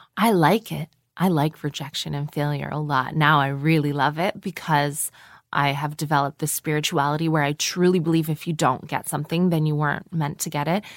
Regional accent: Canada; moved away as an adult; also born or lived in Toronto; now in London, United Kingdom; I am a Canadian person with a lot of American cultural influences

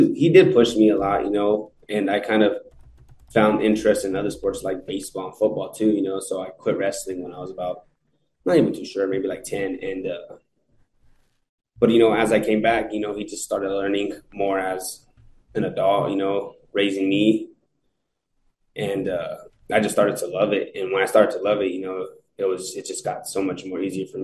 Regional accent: Eloy, Arizona, United States; stay in my hometown

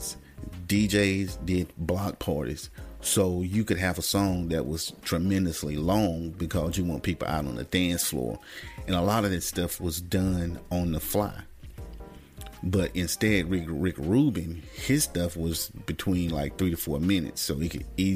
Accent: the South, United States; I was from the South

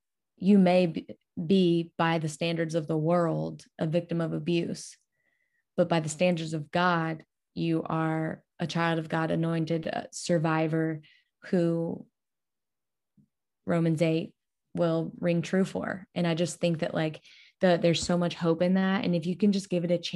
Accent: Louisiana, United States; I'm just from Louisiana, the fattest, drunkest, dumbest state

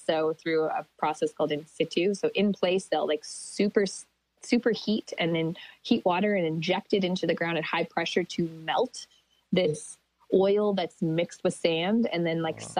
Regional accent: Athabasca Chipewyan First Nation, Alberta, Canada; I'm from a community called Athabasca Chipewyan First Nation, and we're downstream from the Alberta tar sands.

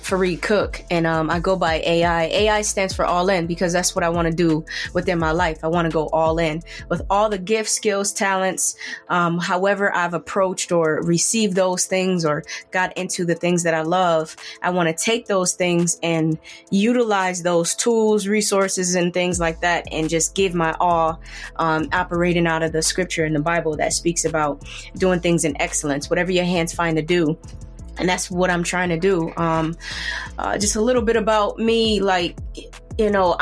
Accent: Buffalo, New York, United States; I'm from Buffalo, New York

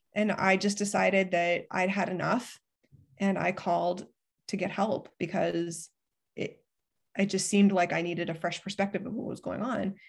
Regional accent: Ohio, United States; I grew up in Ohio

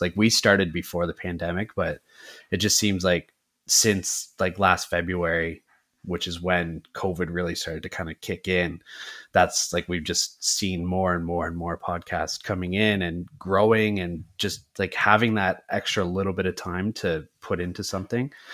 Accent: Canada; We are from the Great White North of Canada

